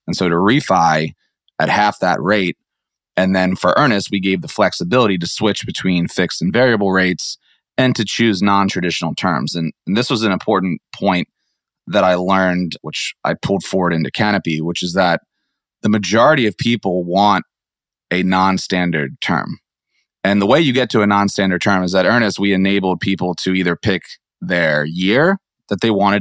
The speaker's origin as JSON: {"language": "English", "region": "Maryland", "country": "United States", "tie": "born or raised there", "also_born_or_lived": "San Francisco / Atlanta", "moved": "as an adult", "said": "I grew up in Maryland."}